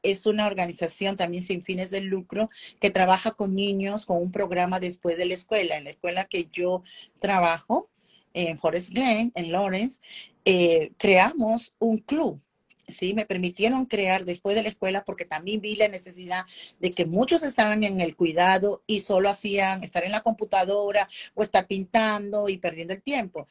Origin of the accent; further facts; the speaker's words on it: Lima, Peru; moved away as an adult; now in Indiana, United States; En Perú, soy peruana, he trabajado años, si tú vas a Perú, como se dice en Lima, que soy limeña, ¿no? que es de la capital